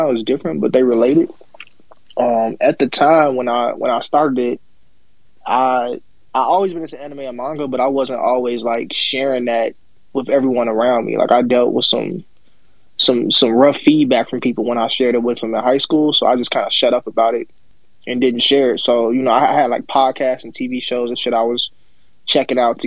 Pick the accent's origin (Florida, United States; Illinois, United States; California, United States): Illinois, United States; outside of Chicago; I'm outside of Chicago